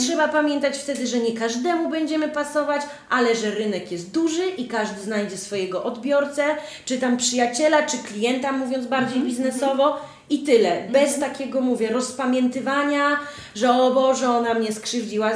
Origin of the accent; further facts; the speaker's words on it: Podlaskie Voivodeship, Poland; U mnie na Podlasiu nie mówi się kuzyn, tylko brat cioteczny.